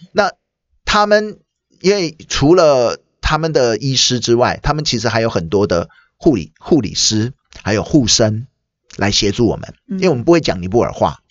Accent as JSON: {"language": "Chinese", "country": "Taiwan", "said": "我们台湾人"}